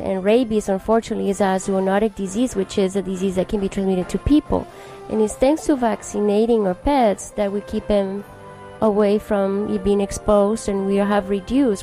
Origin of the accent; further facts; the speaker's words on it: Colombia; now in United States; I'm originally from Colombia and I've been here for the past 20 years of my life.